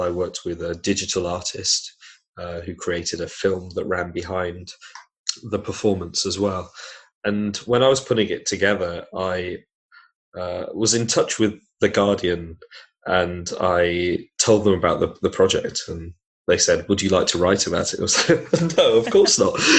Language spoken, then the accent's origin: English; Manchester, North West England, United Kingdom; now in Bedford, United Kingdom; I'm from Manchester